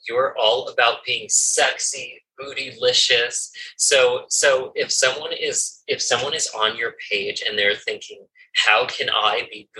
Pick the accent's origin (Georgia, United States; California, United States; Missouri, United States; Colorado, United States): California, United States; I'm from California